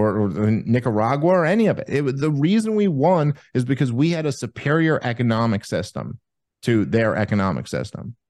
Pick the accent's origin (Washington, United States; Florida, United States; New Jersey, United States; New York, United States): New York, United States; New York City; moved away as an adult; I grew up in New York City. I, uh, up until twenty twenty, I lived in New York City my entire life